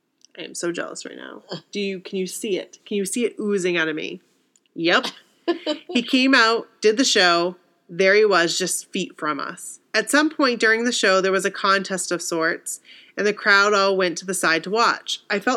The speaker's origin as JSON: {"language": "English", "region": "Massachusetts", "country": "United States", "said": "I'm from Mass, so it wasn't a surprise I went to college in Boston."}